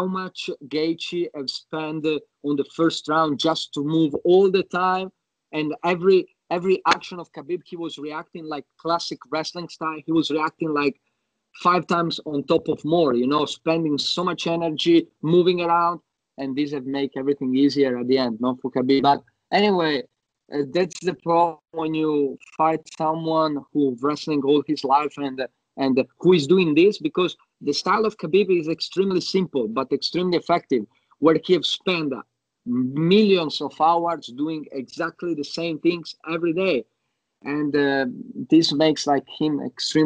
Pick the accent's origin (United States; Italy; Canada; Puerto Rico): Italy; moved away as an adult; also born or lived in Yugoslavia; now in Sydney, Australia; I grew up in Italy. I moved in Italy when I was 1 year old